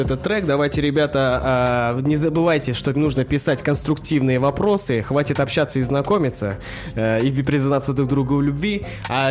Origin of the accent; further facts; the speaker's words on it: Aktobe, Aktobe Region, Kazakhstan; Мне 23 года, я городом из Актюбинска.